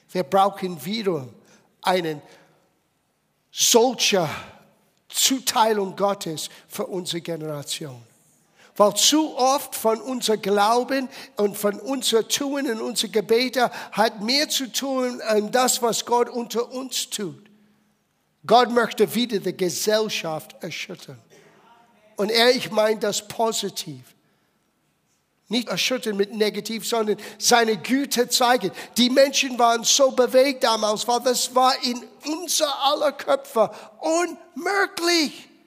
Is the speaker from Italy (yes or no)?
no; United States; German is a second language; Und ich erinnere mich als kleines Kind in der Grundschule zu sein und wir hatten Übungen für eine Atombombe. Stell dir vor. Ich meine, es hat sich in einiger gewisser Hinsicht in Amerika nicht so viel verändert.